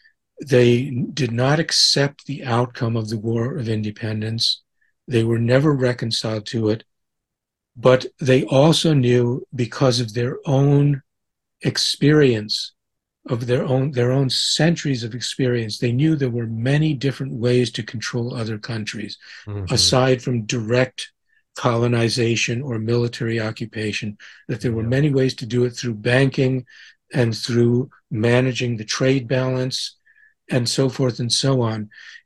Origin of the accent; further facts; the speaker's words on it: United States; growing up as an American and learning American history in school